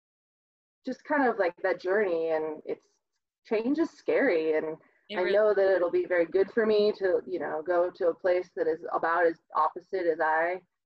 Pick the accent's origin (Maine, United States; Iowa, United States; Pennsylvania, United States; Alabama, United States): Iowa, United States; southern; moved away as an adult; now in Fort Collins, United States; I'm from southern Iowa originally